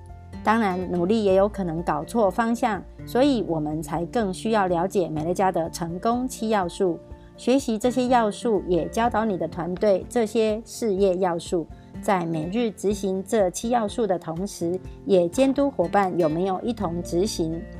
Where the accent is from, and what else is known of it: Miaoli, Miaoli County, Taiwan